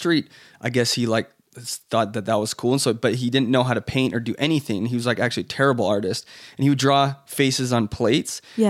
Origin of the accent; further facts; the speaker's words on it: Florence, Tuscany, Italy; born there; I kept going back to the idea that I was born in Italy. You know, I was born in Florence. I had this identity.